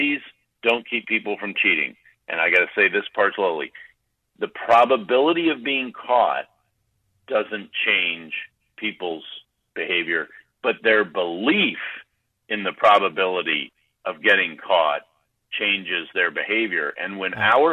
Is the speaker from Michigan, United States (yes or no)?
no; Virginia, United States; my home state of Virginia.